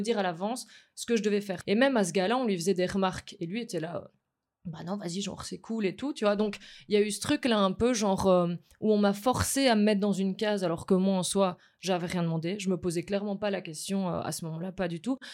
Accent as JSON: {"language": "French", "town": "Mons", "region": "Wallonia", "country": "Belgium", "moved": "yes", "said": "je viens pas du tout de la capitale de base. Je viens de Mons"}